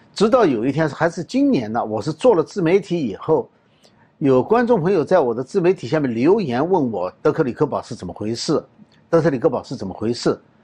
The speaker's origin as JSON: {"language": "Chinese", "country": "China", "said": "我们中国人最清楚的呢，是关于六四绿卡"}